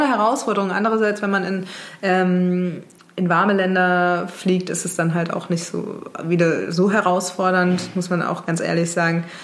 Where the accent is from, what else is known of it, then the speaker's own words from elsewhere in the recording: Mainz, Rhineland-Palatinate, Germany; moved away; ich komme ursprünglich aus Mainz, bin dann auch in Mainz geblieben